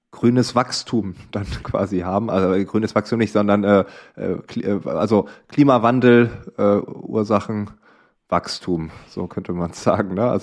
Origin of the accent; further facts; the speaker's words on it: northwest Germany, Germany; now in Gütersloh, Germany; ich komme ursprünglich auch aus Nordwestdeutschland, also von daher Gruß an die Heimat.